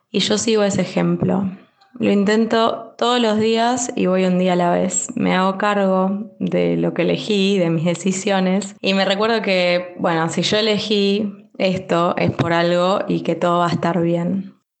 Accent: Bahía Blanca, Buenos Aires Province, Argentina; moved away as an adult; now in Madrid, Spain; Soy de Bahía Blanca, provincia de Buenos Aires

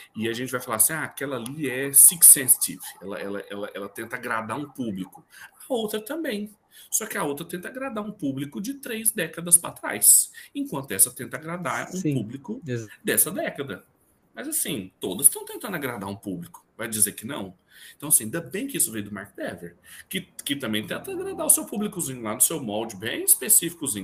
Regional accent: Brazil; now in Goiás, Brazil; nós somos brasileiros

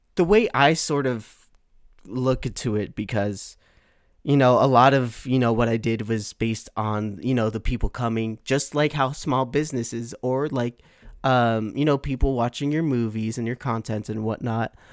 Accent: Milpitas, California, United States; my hometown of Milpitas that I'm in right now

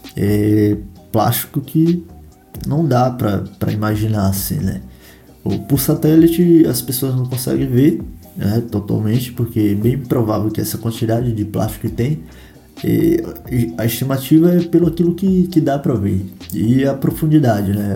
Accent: Bahia, Brazil; eu que sou da Bahia

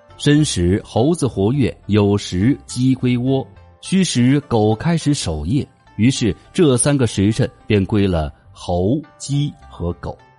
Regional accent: China; 也是我们中国人特有的一种表示出生时间的方式

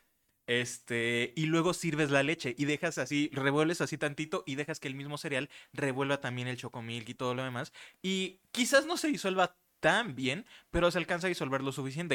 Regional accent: Mexico; nosotros como mexicanos

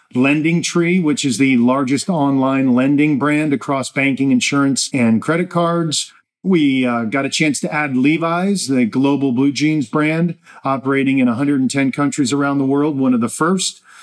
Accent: New Jersey, United States; I'm from Jersey

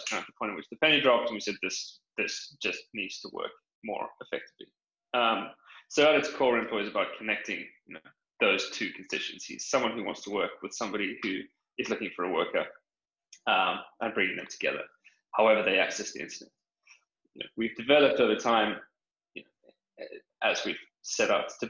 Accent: South Africa; moved away as an adult; also born or lived in United Kingdom; now in London, United Kingdom; I'm from South Africa, grew up out there on a farm, moved to the UK for grad school

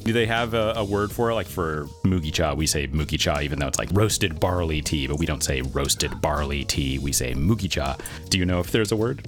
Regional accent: United States; an American who grew up uh, in the suburbs

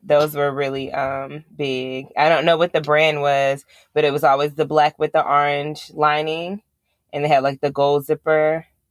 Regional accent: Long Island, New York, United States; I'm from Long Island

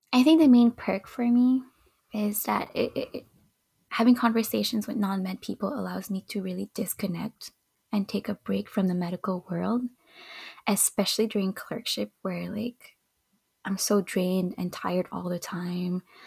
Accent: Montreal, Quebec, Canada; I was born and raised in Montreal

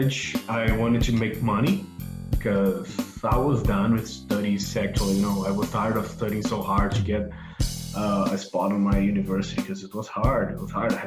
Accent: Goiânia, Goiás, Brazil; also born or lived in Belo Horizonte, Brazil; now in Los Angeles, United States; I was born in Belo Horizonte, in the southeast of Brazil. But I grew up in Goiânia, a city close to Brasília, the capital city of Brazil

